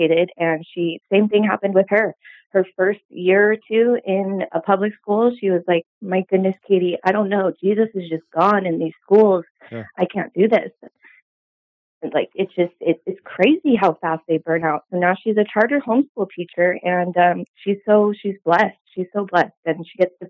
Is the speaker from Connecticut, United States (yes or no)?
no; Southern California, United States; I grew up in Southern California my entire life